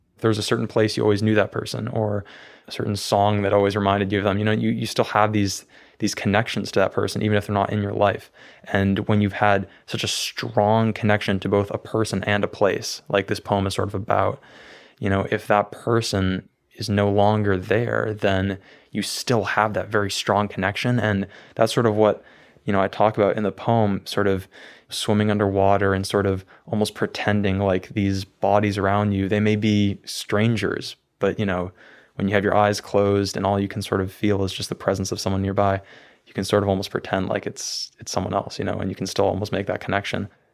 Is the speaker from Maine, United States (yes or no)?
yes; Maine, United States; also born or lived in Belfast, Maine / Brunswick, Maine; I always wanted to, to leave Maine. I, I was planning on going to, to California, to New York City for college, and I ended up staying here